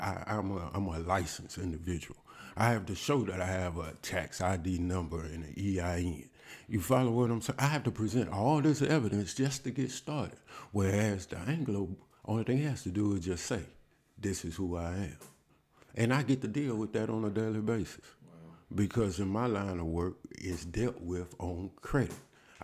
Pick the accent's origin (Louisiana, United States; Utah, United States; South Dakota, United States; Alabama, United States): Alabama, United States; I am from Alabama